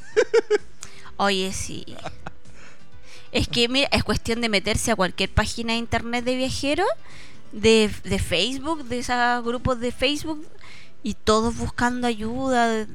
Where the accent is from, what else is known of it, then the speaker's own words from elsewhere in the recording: Santiago, Santiago Metropolitan Region, Chile; moved away; de Santiago